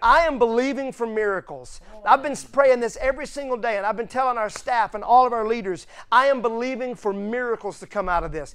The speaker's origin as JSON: {"language": "English", "region": "Mississippi", "country": "United States", "said": "I'm from Mississippi"}